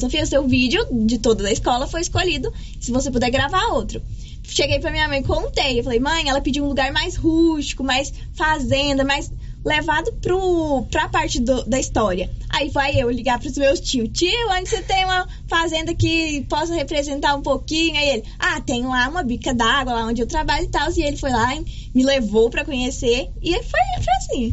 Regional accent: Goiás, Brazil; also born or lived in Gameleira; eu sou goiana

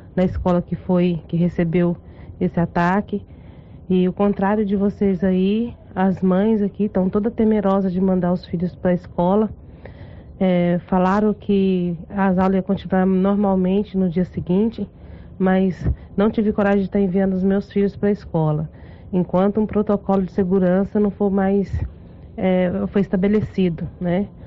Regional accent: Leopoldo de Bulhões, Goiás, Brazil; now in Santa Teresa, Brazil; eu sou de Leopoldo de Bilhões e atualmente eu moro aqui no município de Santa Teresa

